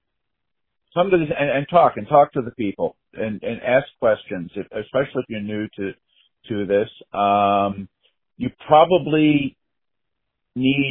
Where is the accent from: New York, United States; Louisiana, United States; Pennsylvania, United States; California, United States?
New York, United States; I grew up in New York